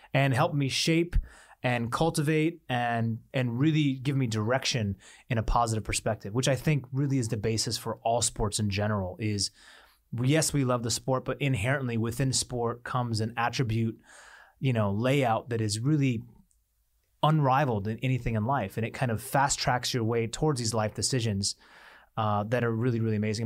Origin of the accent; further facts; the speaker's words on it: Seattle, Washington, United States; growing up in Seattle